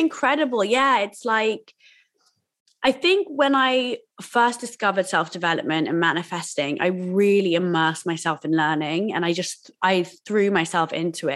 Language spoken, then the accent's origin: English; Oxford, South East England, United Kingdom; I grew up in school in Oxford